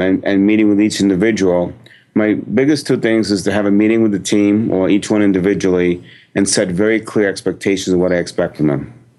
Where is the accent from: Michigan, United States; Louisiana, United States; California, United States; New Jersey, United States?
New Jersey, United States; I'm from New Jersey